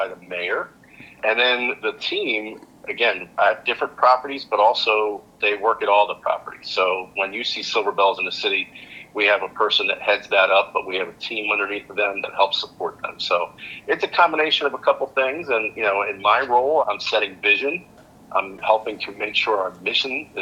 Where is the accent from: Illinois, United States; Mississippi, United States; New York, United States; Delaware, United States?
Delaware, United States; moved away as an adult; also born or lived in Virginia / Georgia / Michigan; now in Lansing, United States; I grew up in Delaware